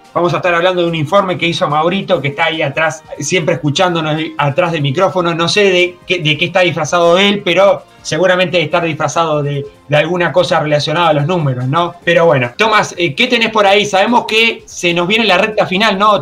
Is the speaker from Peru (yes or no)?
no; Uruguay; Como uruguayos y como anfitriones con una gran vocación de servicio